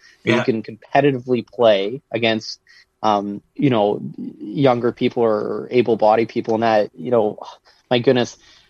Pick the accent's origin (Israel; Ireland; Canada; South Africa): Canada; Alberta; moved away as an adult; also born or lived in Manitoba; when I was growing up in Alberta